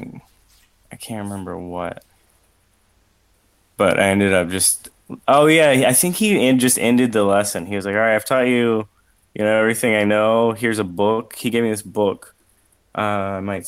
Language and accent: English; Richmond, Virginia, United States; now in Ohio, United States; I'm from Richmond, Virginia, which is where Guar is from